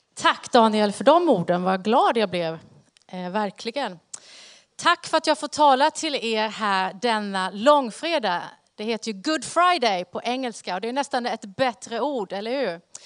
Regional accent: Karlskrona, Blekinge, Sweden; accent: Blekinge R; now in Västerås, Sweden; Jag är född och uppvuxen i Karlskrona nere i Blekinge

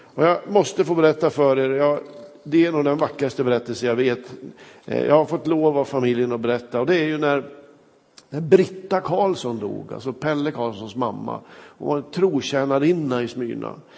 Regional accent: Kramfors, Västernorrland County, Sweden; moved away; När jag var hemma i min hembygd Kramfors

